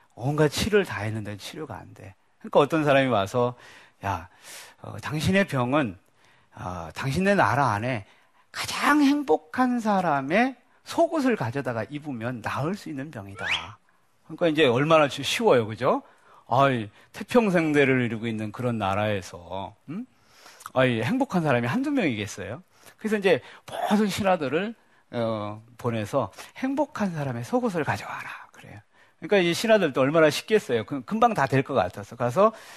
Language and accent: Korean; Daejeon, South Korea; 저 대전 촌놈이거든요.